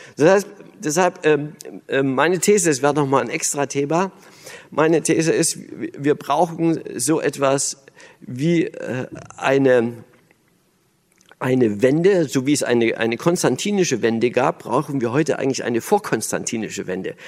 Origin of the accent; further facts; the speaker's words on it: Berlin, Germany; also born or lived in East Germany (GDR); ich bin ja Berliner